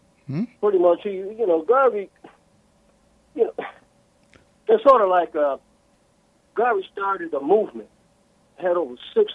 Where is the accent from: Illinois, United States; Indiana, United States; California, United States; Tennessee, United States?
Tennessee, United States; the South; I grew up here in the South, being in my 60s, but I grew up with a grandfather who was a Garveyite.